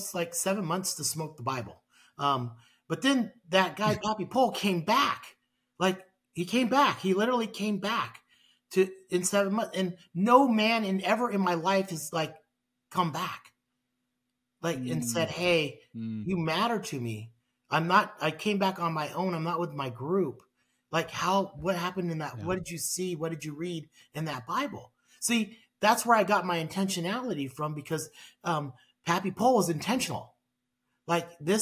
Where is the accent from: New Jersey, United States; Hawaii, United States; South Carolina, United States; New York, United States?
Hawaii, United States; now in Sioux Falls, United States; I was born in Hawaii and, my dad was a police officer in Hawaii.